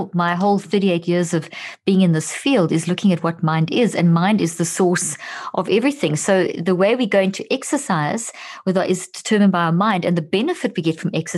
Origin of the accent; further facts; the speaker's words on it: South Africa; also born or lived in Zimbabwe; I was born in Zimbabwe and grew up in South Africa